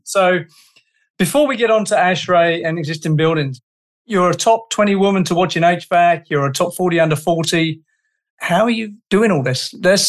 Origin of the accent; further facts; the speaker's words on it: Canada; I'm Canadian